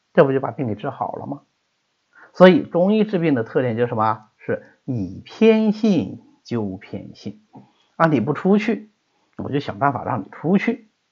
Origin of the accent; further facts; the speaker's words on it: Hangzhou, Zhejiang, China; 我们浙江